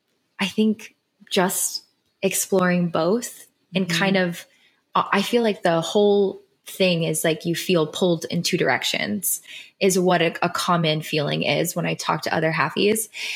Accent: Philippines; I do love being Filipino and I love my mother and I attach the two so much.

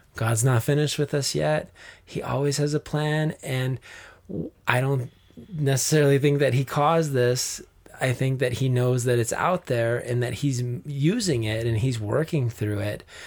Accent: Flagstaff, Arizona, United States; growing up in Flagstaff in the mountains

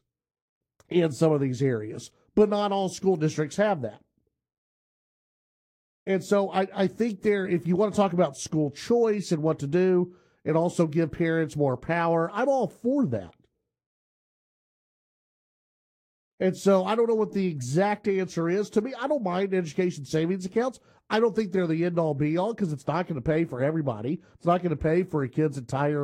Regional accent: Grand Prairie, Texas, United States; where I grew up in Grand Prairie

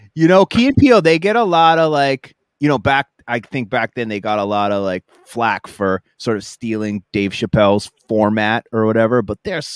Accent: Boston, Massachusetts, United States; we're from Boston, at least back then.

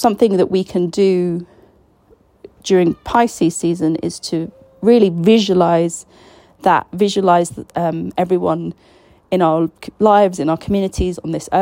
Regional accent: Palestine; I was Palestinian

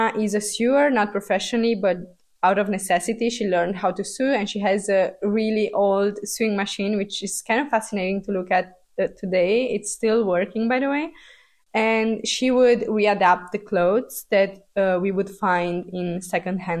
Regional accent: Transylvania, Romania; moved away; I was born in Romania, and I was born in the post-communist era of Romania, which was kind of tough to grow up in.

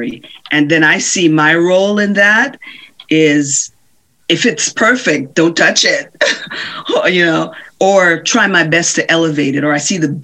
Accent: Jamaica; Growing up in Jamaica, we didn't have a television

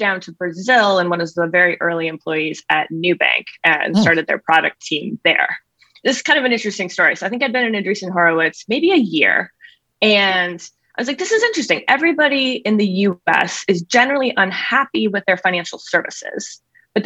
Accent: Canada; moved away as an adult; also born or lived in California; I grew up in Canada, grew up doing our family finances.

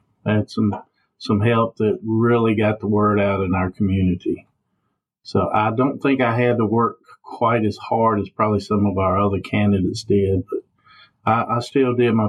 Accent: Ringgold, Virginia, United States; I have lived my whole life in the Dan River District, Ringgold community, born and raised in the Mountain Hill area. And then when I was a little bit, about 7 or 8, we moved on to a tobacco farm over on Kentuck Road. And we spent about 10 years over there.

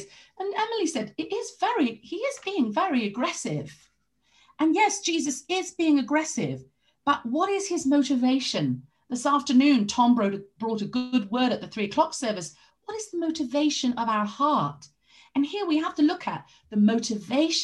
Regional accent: London, United Kingdom; moved away; I grew up partly in London

